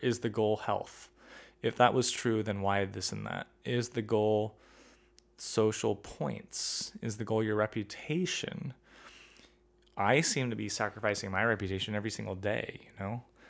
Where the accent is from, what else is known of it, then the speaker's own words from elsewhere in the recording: United States; I'm an American